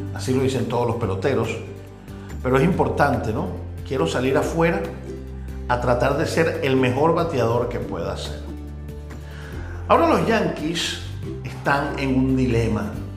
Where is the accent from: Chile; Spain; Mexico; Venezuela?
Venezuela; moved away as an adult; now in Dominican Republic; mi país natal, en Venezuela